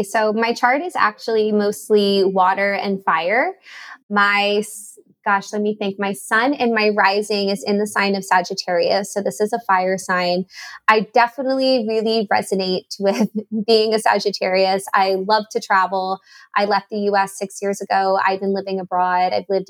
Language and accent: English; New Jersey, United States; also born or lived in Miami / Atlanta; I was born in Miami. I lived there for 4 years, grew up in New Jersey, lived in New Jersey, I guess that would be like 14 years.